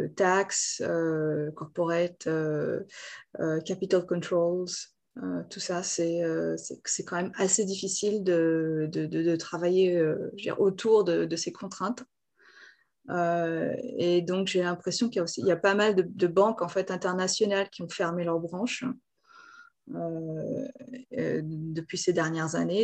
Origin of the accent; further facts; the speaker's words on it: Lyon, Auvergne-Rhône-Alpes, France; moved away as an adult; also born or lived in Japan; now in Seoul, South Korea; J'étais à Lyon. Je suis de Lyon à la base.